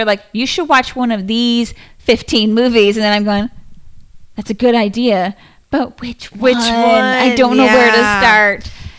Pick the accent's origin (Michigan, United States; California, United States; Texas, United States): Texas, United States; Northeast; now in Austin, United States; I grew up in Tornado Alley up in Northeast Texas.